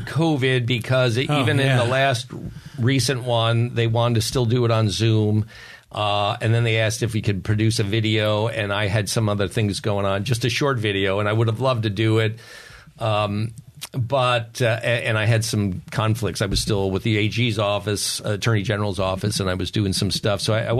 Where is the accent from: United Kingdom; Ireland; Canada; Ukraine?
Ireland; You know, I have a story always because I'm an Irishman. I'm supposed to have stories, and they're true.